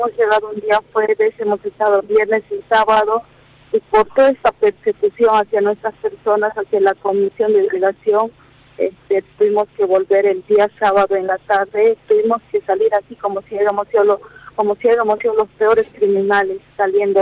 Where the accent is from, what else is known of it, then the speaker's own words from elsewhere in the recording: Bolivia; en nuestro pueblo boliviano